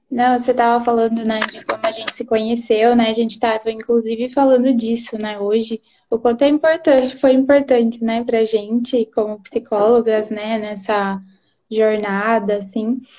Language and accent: Portuguese; Londrina, Paraná, Brazil; moved away as an adult; now in Presidente Prudente, Brazil; moro em. sou de Londrina, né? Mas estou morando em Prudente agora.